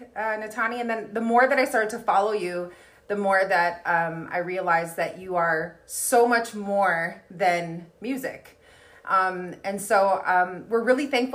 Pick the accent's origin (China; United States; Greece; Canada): Canada; Kehewin Cree Nation, Alberta; I'm from the Kihiwin Cree Nation right here in Treaty 6 territory